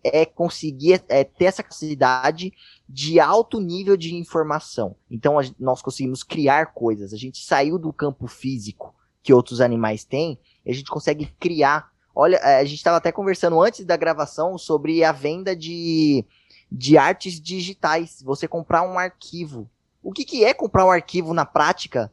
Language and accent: Portuguese; Brazil